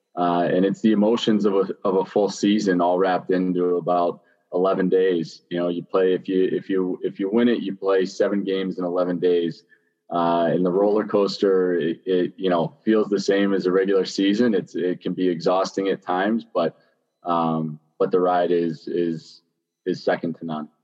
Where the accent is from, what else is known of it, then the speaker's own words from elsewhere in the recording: Pittsburgh, Pennsylvania, United States; moved away; I grew up in Greenfield, which is a small kind of inner city type of town in, in Pittsburgh